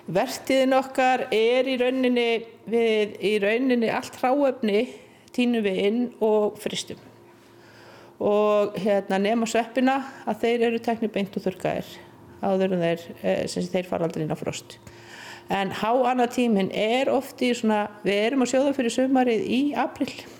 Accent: Iceland; moved away as an adult; also born or lived in Hallormsstaður; ég er uppalinn í Mörgdalufjallum

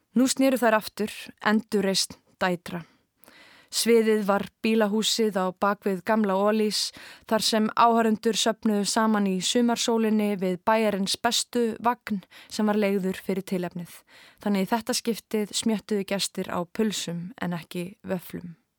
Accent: Kópavogur, Capital Region, Iceland; Við sem ólumst upp í Hamraborginni í kringum aldamótin

